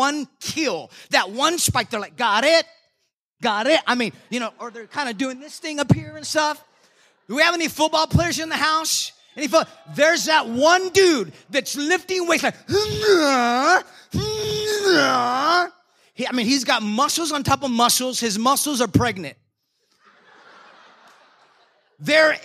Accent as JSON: {"language": "English", "town": "San Antonio", "region": "Texas", "country": "United States", "said": "I'm from San Antonio"}